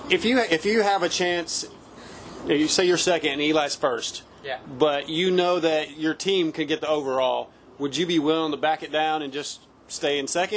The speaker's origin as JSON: {"language": "English", "country": "United States", "said": "I'm from America"}